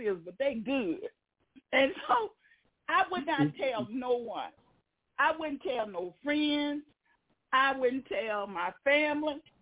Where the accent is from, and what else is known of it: Tennessee, United States; born or raised there